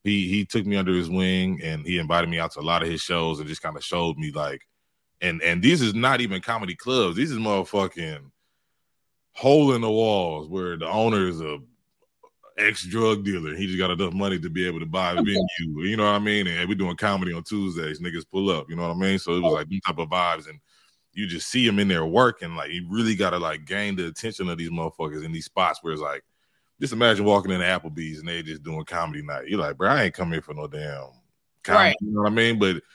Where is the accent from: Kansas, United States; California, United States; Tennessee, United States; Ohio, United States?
Ohio, United States; Cleveland; moved away; I'm originally from Ohio